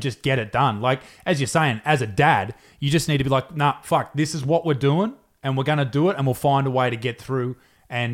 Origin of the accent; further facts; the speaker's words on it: Newcastle, New South Wales, Australia; I'm from Newcastle